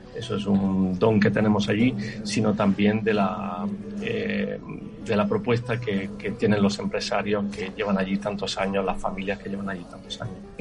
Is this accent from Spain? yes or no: yes; Almería, Andalusia, Spain; soy como almeriense que soy